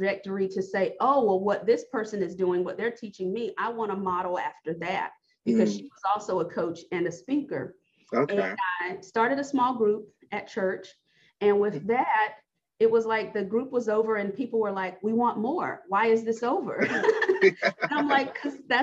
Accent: North Carolina, United States; moved away as an adult; now in Missouri, United States; I'm originally from North Carolina. So my husband's job got relocated to Missouri

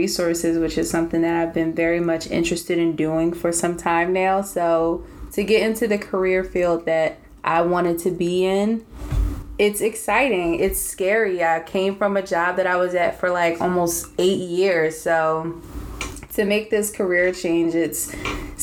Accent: Delaware County, Pennsylvania, United States; also born or lived in West Philadelphia; I grew up in Delaware County.

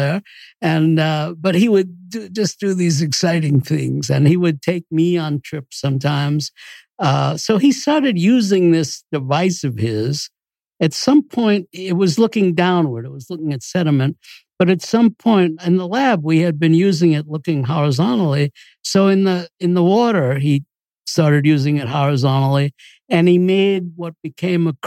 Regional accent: New York City, New York, United States; moved away as an adult; now in Boston, United States; I grew up in New York City

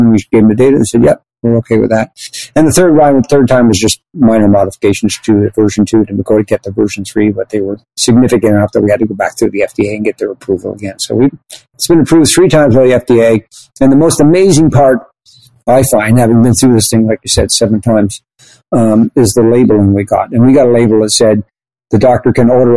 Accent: Canada; I'm Canadian

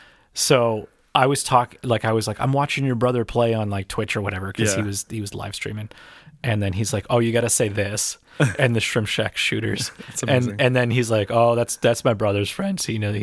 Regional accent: Erie, Pennsylvania, United States; I'm from Erie, PA.

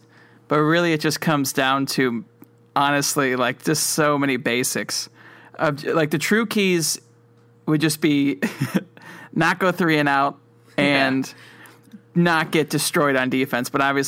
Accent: Cleveland, Ohio, United States; we're all from Cleveland.

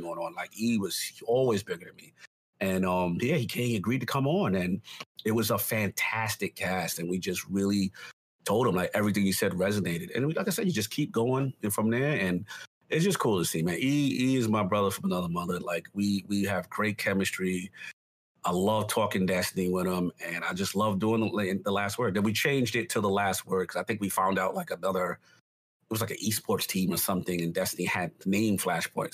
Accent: New York City, New York, United States; I grew up in the South Bronx

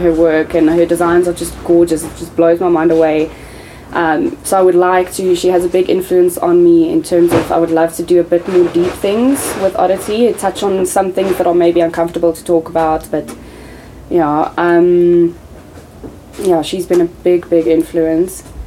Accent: South Africa; I'm South African

